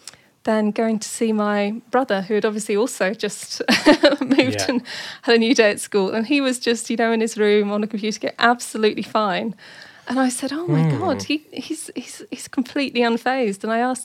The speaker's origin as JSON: {"language": "English", "country": "Cayman Islands", "tie": "born there", "said": "but I was born in the Caribbean. I was born in the Cayman Islands."}